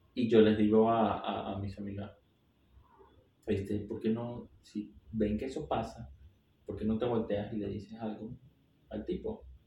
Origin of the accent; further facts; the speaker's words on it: Venezuela; now in Mexico; de Venezuela